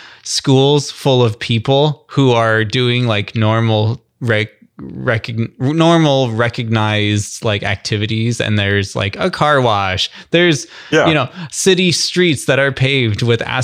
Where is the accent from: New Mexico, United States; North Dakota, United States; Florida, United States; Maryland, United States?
New Mexico, United States; I grew up in New Mexico, and New Mexico typically doesn't have a whole lot of representation in the larger national U.S. media.